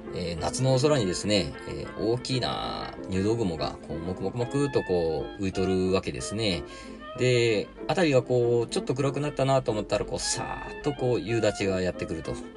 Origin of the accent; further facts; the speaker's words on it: Kagoshima, Japan; 1982年に鹿児島で生まれる